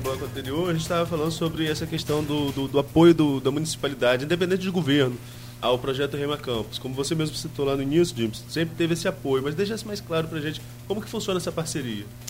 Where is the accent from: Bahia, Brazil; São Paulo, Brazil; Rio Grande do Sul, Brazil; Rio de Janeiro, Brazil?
Rio de Janeiro, Brazil; São João da Barra; eu não sou, não, não sou daqui de Campos, mas sou daqui do lado de São João